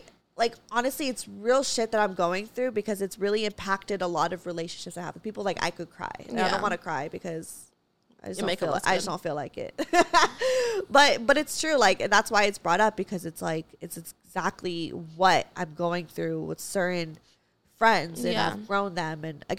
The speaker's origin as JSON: {"language": "English", "country": "Philippines", "said": "Because as a Filipino, my parents, full Trump supporters, you guys."}